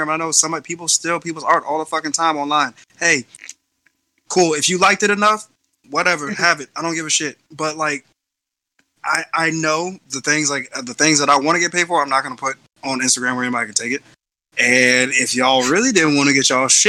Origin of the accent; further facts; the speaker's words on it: Norfolk, Virginia, United States; I was born in Norfolk